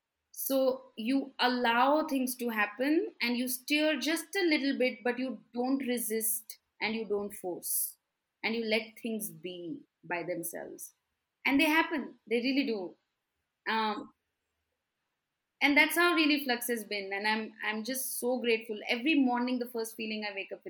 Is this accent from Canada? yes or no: no; Delhi, India; moved away as an adult; now in Bangalore, India; I have been living in Bangalore for the last 14 years, but I'm originally from Delhi